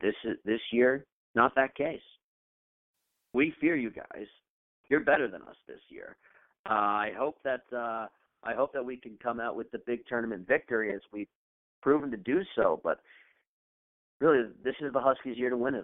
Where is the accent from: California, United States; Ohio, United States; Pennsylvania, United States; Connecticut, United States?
Connecticut, United States; being a Red Sox fan growing up in Connecticut